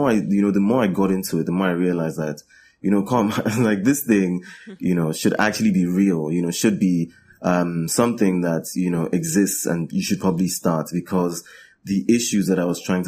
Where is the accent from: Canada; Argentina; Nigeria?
Nigeria; me being a Nigerian